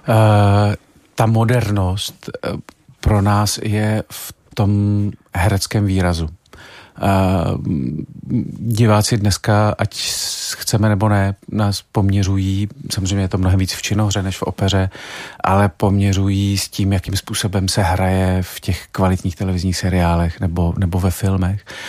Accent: Czechia; my jako Češi máme to krásný přísloví

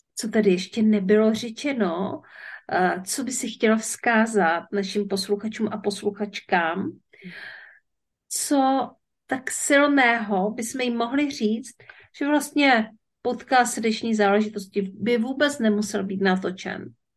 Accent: Ostrava, Moravian-Silesian Region, Czechia; moved away; also born or lived in Opava District; já jsem se narodila v Ostravě, mm-hmm. nejsem, nejsem z Ostravy, nevysíláme teďka z Ostravy, nemáme to k sobě tak blízko, ale v každém případě eh, pocházím ze Severní Moravy

